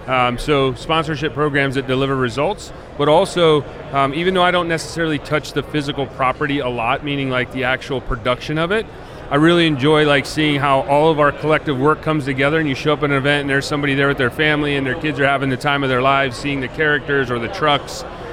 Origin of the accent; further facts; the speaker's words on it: Western Pennsylvania, United States; also born or lived in Chicago; now in Tampa area, United States; I'm originally from Western Pennsylvania. I spent about 16 years in Chicago, and the last four I've been in that area.